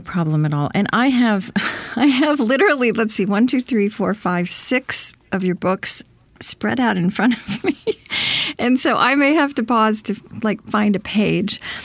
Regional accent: Oklahoma, United States; now in Saint Paul, United States; I, I grew up in Oklahoma

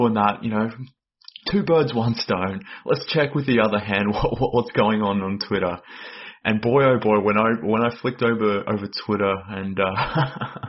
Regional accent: Australia; accent: Australian; based on my accent, but I'm based in Australia.

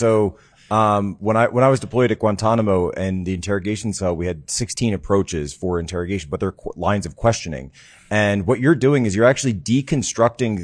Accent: Philadelphia, Pennsylvania, United States; my home state of Pennsylvania, and I'm actually from the Philadelphia area

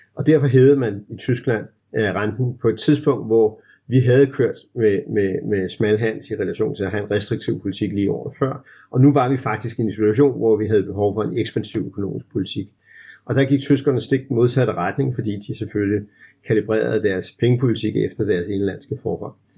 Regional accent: Denmark

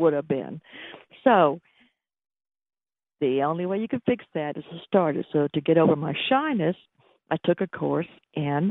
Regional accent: Atlanta, Georgia, United States; accent: Sweet Georgia accent; I was born in Atlanta

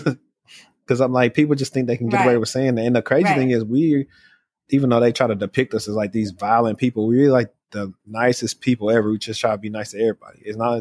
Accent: Shreveport, Louisiana, United States; I'm from Shreveport, Louisiana

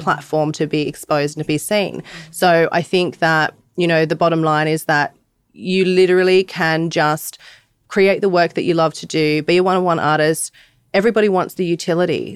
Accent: Sydney, New South Wales, Australia; I'm from Bondi, Australia

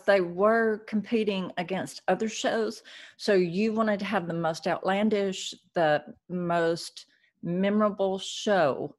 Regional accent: Chattanooga, Tennessee, United States; my hometown of Chattanooga, Tennessee

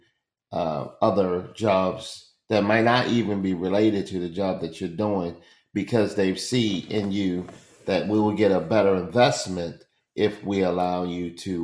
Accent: Baltimore, Maryland, United States; moved away as an adult; now in Orlando, United States; I grew up in the west side of Baltimore, which is Franklin Street.

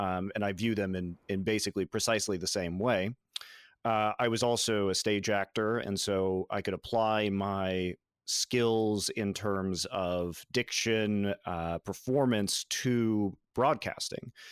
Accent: Colorado, United States; I grew up in Colorado

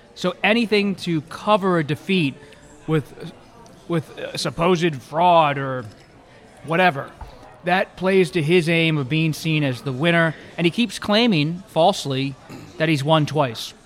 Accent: Philadelphia, Pennsylvania, United States; I grew up in the Philadelphia area when Ed Rendell was mayor.

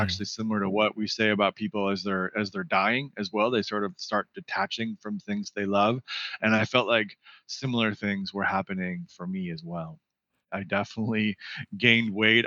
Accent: Seattle, Washington, United States; moved away as an adult; also born or lived in California / East Coast; now in Santa Ynez Valley, United States; I'm originally from Seattle, Washington. Spent uh, the first 18 years of my life there.

